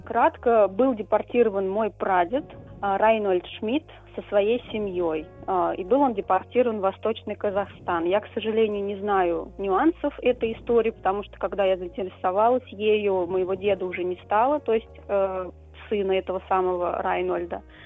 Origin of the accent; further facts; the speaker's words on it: Saratov Oblast, Russia; я должна была вернуться в родной город